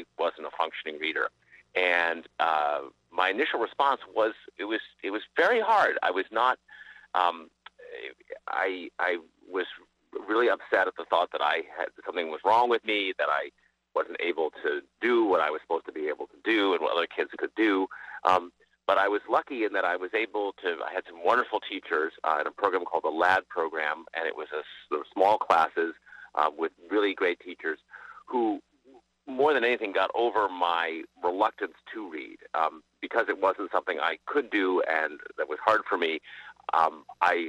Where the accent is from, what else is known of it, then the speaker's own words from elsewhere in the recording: Brookline, Massachusetts, United States; I grew up in Brookline, Massachusetts, at Chestnut Hill